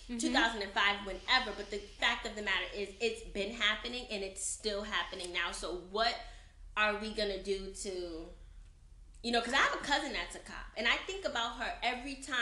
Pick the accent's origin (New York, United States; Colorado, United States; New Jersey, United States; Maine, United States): New York, United States; New York City; I grew up in Brooklyn, New York